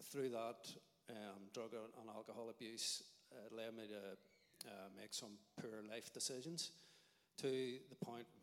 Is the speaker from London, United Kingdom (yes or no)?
no; Craigavon, Northern Ireland, United Kingdom; I grew up in Craigavon